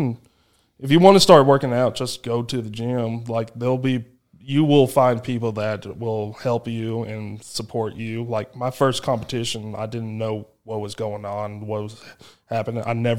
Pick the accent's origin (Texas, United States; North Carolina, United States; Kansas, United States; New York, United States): Texas, United States; I had growing up in Southeast Texas, like, I competed at competitions Travis Ortmeier put on.